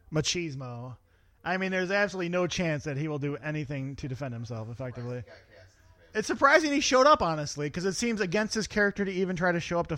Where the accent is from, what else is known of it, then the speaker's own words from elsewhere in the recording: India; I'm Indian, right?